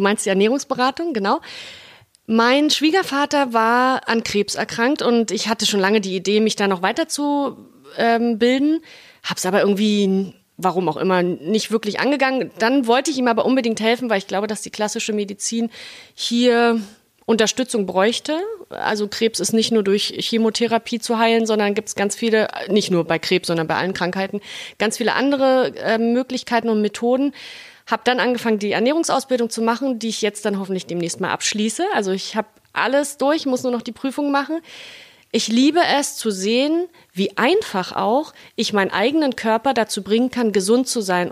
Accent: Berlin, Germany; accent: Berliner Schnauze; ich bin ja Berlinerin, Urberlinerin, ich bin hier groß geworden

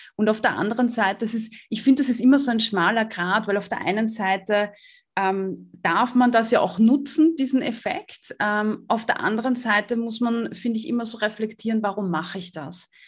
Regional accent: Austria; ich komme aus Österreich

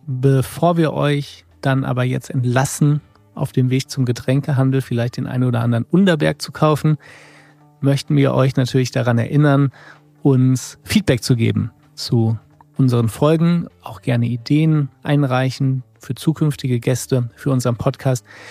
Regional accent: near Rheinberg, North Rhine-Westphalia, Germany; in meiner Heimat in der Nähe von Rheinberg

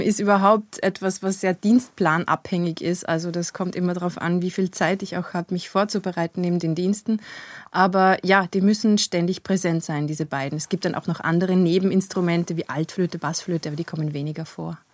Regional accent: Kirchdorf/Christkirchen, Upper Austria, Austria; now in Vienna, Austria; Ich bin geboren in Oberösterreich, in Christkirchen.

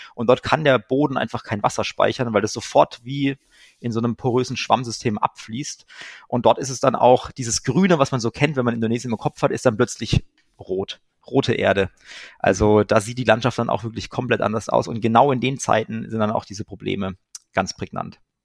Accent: Germany

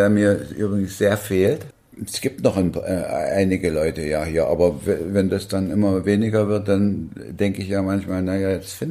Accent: Thuringia, Germany; da eint uns, wir sind beide Thüringer.

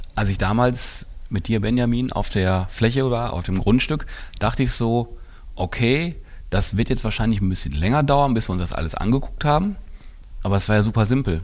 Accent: Essen, North Rhine-Westphalia, Germany; für ein Essener Kind wie mich

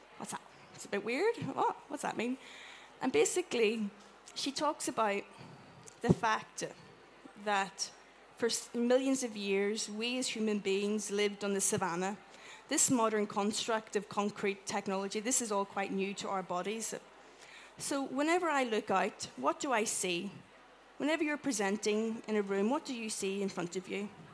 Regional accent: Ireland; I'm Irish

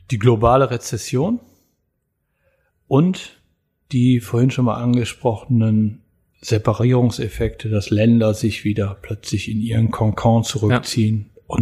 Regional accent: Germany; dass wir als Deutsche tatsächlich so eine Disziplin haben

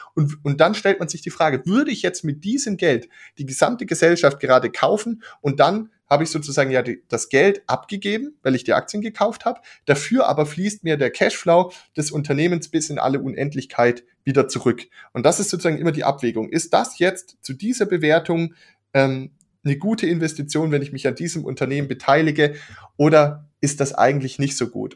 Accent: Germany; als Deutsche

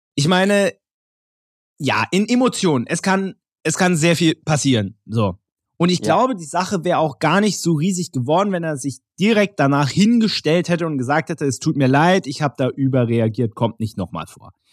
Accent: Berlin, Germany; als gebürtiger Berliner

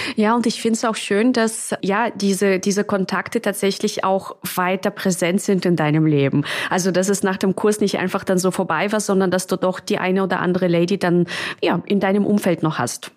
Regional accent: Russia; moved away; also born or lived in Czech Republic / London / Munich; Also ich bin ja in, in Tschechien geboren und in Russland aufgewachsen.

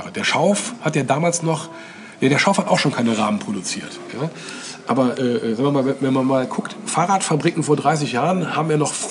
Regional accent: North Rhine-Westphalia, Germany; ich bin ja selber auch aus dem Westen. Äh, in, in der Nähe von Köln.

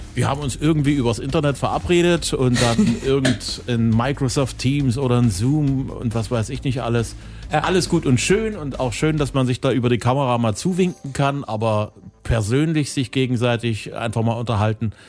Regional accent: Zwickau, Saxony, Germany; in meiner Heimatstadt

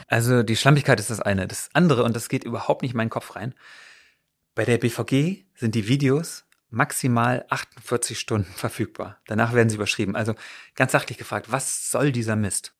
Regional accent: Berlin, Germany; Das sind wir als Berliner ja gewohnt

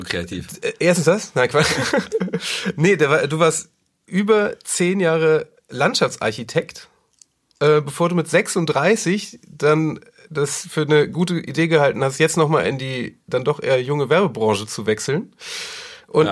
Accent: Hamburg, Germany; Also ich bin aufgewachsen auf einem Hof. Also es war äh, hier in, in, in, Hamburg

